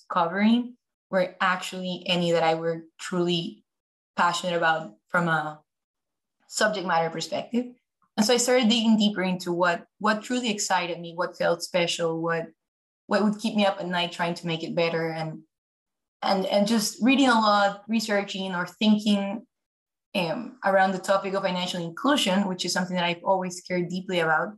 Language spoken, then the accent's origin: English; Ecuador; moved away as an adult; also born or lived in New York, United States / Philadelphia, United States; now in Los Angeles, United States; I'm originally from Ecuador, South America. So I was born and raised there, came to the US truly just for college